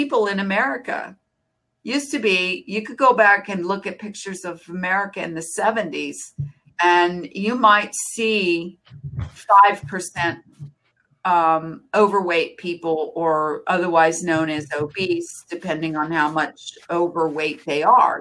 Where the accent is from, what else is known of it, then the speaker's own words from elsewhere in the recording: United States; as an American